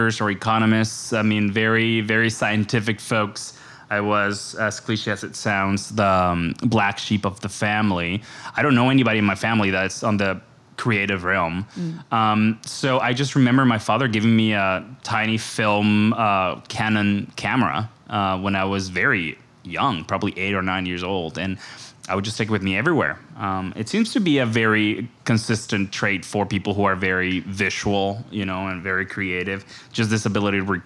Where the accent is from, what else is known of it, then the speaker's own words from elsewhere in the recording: Caracas, Capital District, Venezuela; moved away as an adult; now in New Jersey, United States; I was born and raised in Venezuela